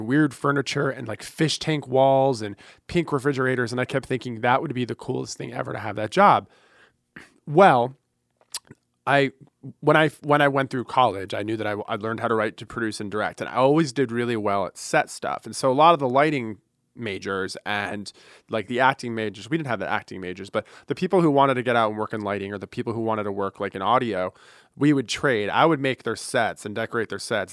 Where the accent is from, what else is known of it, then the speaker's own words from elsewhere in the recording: Fort Lauderdale, Florida, United States; born and raised in Fort Lauderdale